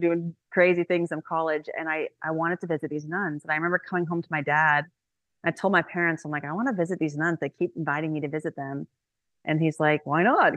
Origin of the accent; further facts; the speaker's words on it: Indiana, United States; now in Houston, United States; I grew up in Indiana. I live in Houston now